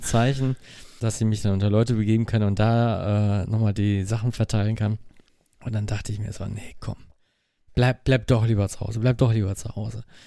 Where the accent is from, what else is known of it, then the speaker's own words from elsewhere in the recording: Mülheim an der Ruhr, North Rhine-Westphalia, Germany; Ich komme aus Mülheim.